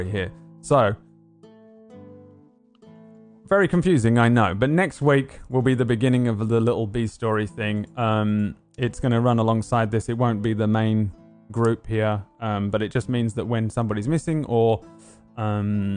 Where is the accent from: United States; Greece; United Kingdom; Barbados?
United Kingdom; London; I'm from London.